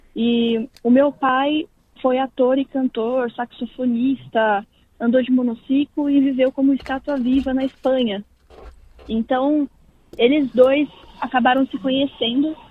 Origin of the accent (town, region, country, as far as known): São Paulo, Brazil; born or raised there; moved away as an adult; also born or lived in Londrina, Paraná; now in Perth, Australia